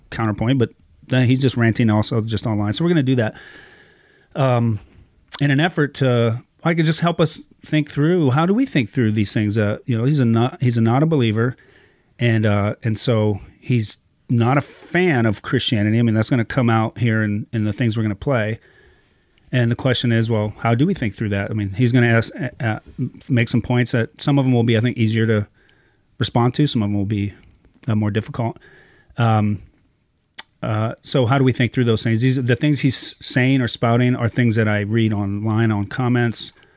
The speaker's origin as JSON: {"language": "English", "region": "Ohio", "country": "United States", "tie": "born or raised there", "also_born_or_lived": "California", "moved": "as an adult", "lives_now": "Iowa, United States", "said": "I grew up in Ohio"}